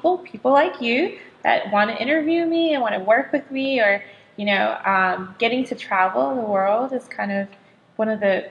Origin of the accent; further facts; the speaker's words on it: Southern California, United States; moved away as an adult; I'm originally from Southern California